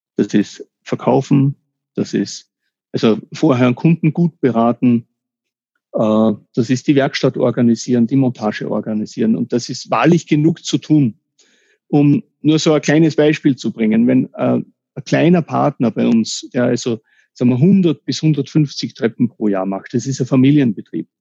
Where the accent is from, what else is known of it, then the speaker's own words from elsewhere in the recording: Austria; first language German; mich als Österreicher